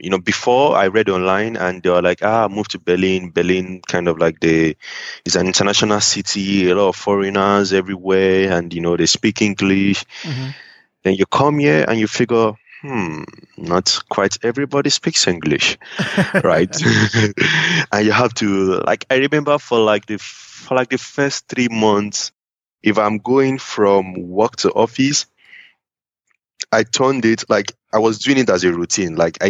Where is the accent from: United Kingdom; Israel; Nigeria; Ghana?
Nigeria; moved away as an adult; the company I joined when I came from Nigeria, they were pretty international, so I didn't really feel it much.